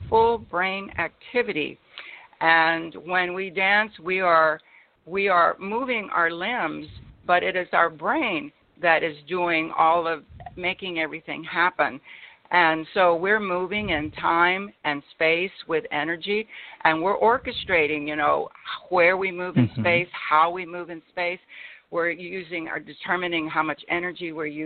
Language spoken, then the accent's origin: English; Laredo, Texas, United States; I was born in Laredo, Texas, and at the time it was one of the poorest cities in the United States